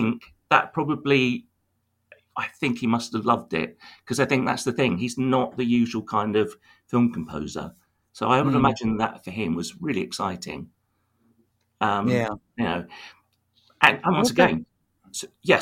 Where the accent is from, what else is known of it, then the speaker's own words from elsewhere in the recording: Tunbridge Wells, South East England, United Kingdom; my hometown of Tunbridge Wells